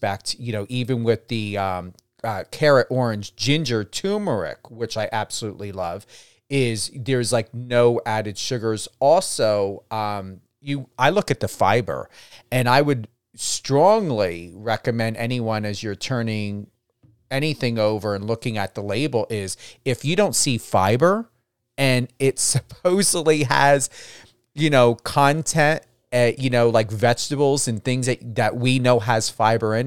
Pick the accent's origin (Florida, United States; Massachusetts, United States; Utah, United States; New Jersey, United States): New Jersey, United States; I come from the New Jersey area, right on the border of Pennsylvania